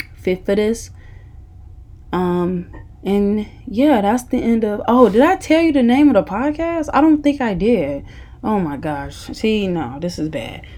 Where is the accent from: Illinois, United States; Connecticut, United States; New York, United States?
Illinois, United States; Chicago; moved away; I went to Kenwood, um, Kenwood Academy High School in Hyde Park, Illinois. It's in the Chicago, somewhat area.